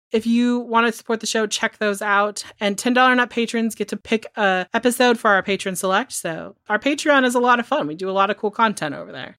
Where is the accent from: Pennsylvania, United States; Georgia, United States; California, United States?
California, United States; I'm from California